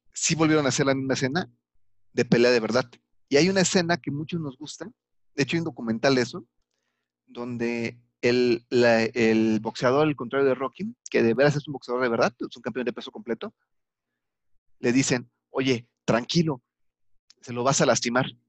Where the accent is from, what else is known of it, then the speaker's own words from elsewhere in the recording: Mexico; soy mexicano libre y soberano